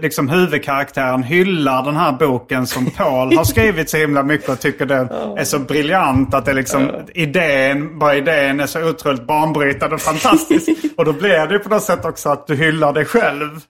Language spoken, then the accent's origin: Swedish; Sweden; jag var från Sverige